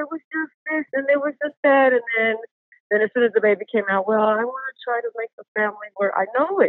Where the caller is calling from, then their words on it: Puerto Rico; Puerto Rican.